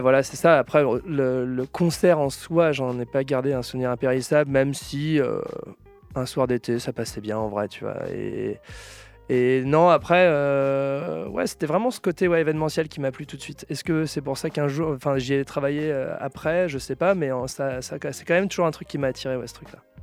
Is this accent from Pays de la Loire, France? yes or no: yes; La Roche-sur-Yon, Pays de la Loire, France; now in Nantes, France; originaire de La Roche-sur-Yon en Vendée, 85